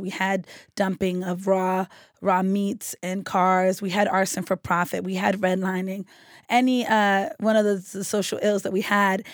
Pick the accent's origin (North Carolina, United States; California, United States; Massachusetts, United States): Massachusetts, United States; Boston; growing up on Woodward Avenue and a police officer telling me that I lived on the most dangerous street in Roxbury